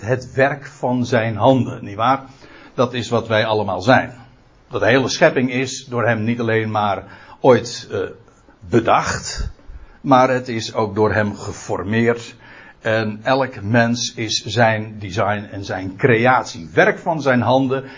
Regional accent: Aalsmeer, North Holland, Netherlands; moved away as an adult; now in Katwijk, Netherlands; Ik ben een Aalsmeerder

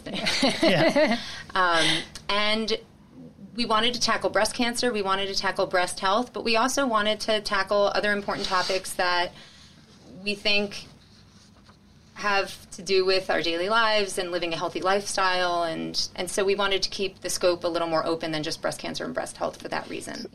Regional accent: Cherry Hill, New Jersey, United States; So I'm a Philly girl, born and raised, actually South Jersey

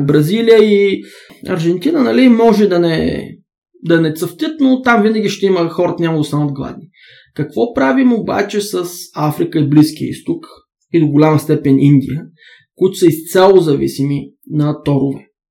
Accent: Bulgaria; аз съм българин, аз се идентифицирам като българин

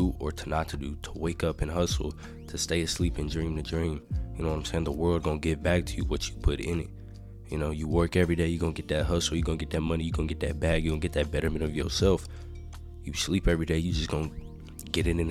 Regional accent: Texas, United States; I'm from Texas, man. We do everything bigger here

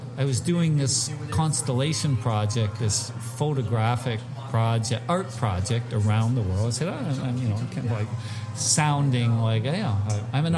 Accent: Canada; I'm from Canada

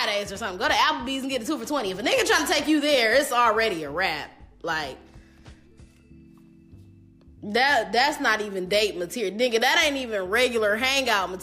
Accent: Detroit, Michigan, United States; also born or lived in Belleville, Michigan / Southfield, Michigan; originally I'm from Detroit, and I went to like Detroit schools, like in elementary

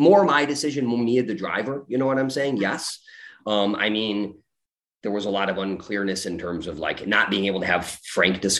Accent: Chicago, Illinois, United States; I'm from Chicago

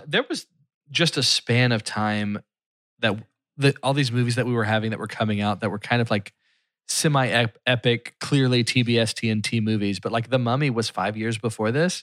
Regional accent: Philadelphia, Pennsylvania, United States; my hometown

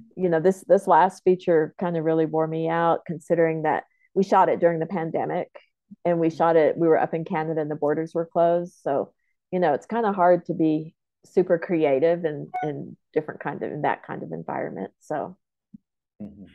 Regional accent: Lawton, Oklahoma, United States; i was born in lawton oklahoma i'm comanche so i grew up in my comanche homelands

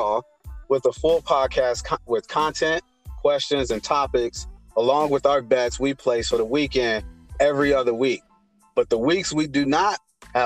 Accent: Indiana, United States; I'm from Indiana

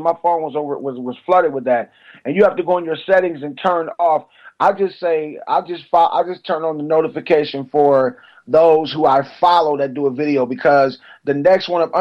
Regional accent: Cleveland, Ohio, United States; now in Atlanta, United States; I'm from Cleveland, Ohio. I live in Atlanta, but I'm from Cleveland, Ohio

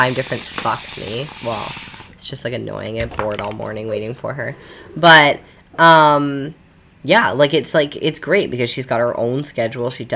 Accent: Canada; now in Panama; we're from Canada

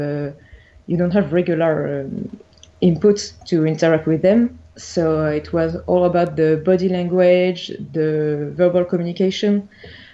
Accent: Paris, Île-de-France, France; I was born and raised in Paris in France

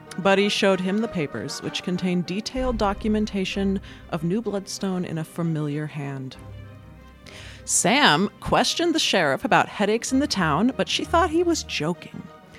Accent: France; born there; You know, I was born in France.

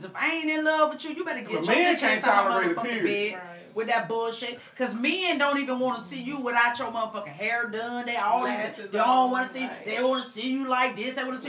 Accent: Tampa, Florida, United States; now in Atlanta, United States; But I'm from Tampa Bay

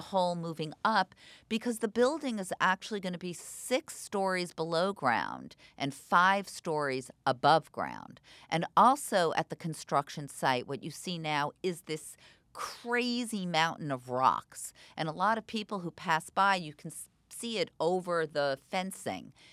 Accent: New York, United States; moved away as an adult; now in Israel; I'm from New York originally. I grew up on the Upper West Side

